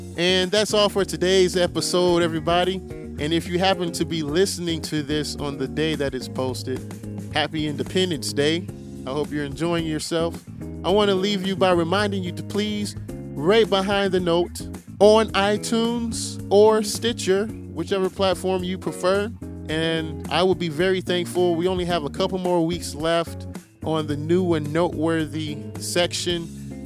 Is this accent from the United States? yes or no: yes; Chicago, Illinois, United States; I'm from Chicago, so I have to use my Bulls as an example